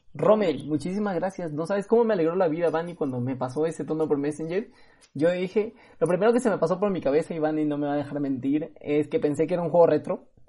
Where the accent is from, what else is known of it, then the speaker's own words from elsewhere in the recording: Peru; aquí de Perú